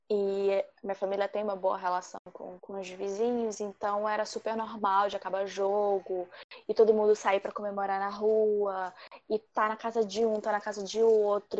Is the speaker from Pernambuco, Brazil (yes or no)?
no; Rio de Janeiro, Brazil; eu sou do Rio de Janeiro.